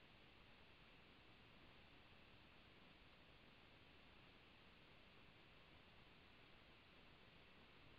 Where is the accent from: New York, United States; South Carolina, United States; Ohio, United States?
South Carolina, United States; I'm a country girl at heart. I was raised in South Carolina